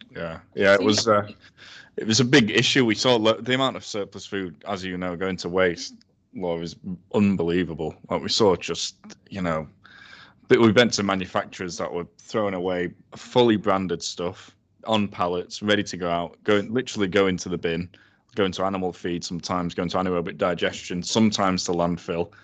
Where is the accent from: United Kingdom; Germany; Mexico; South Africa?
United Kingdom; Sheffield, Yorkshire and the Humber; thirty years old, born and bred in Sheffield.